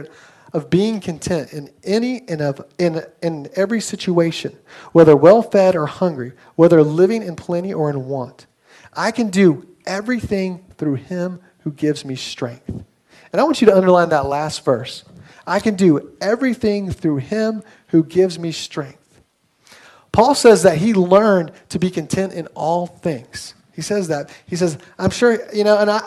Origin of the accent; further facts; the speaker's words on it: Atlanta, Georgia, United States; moved away as an adult; also born or lived in Pennsylvania; now in Jersey City, United States; I was born and raised in Atlanta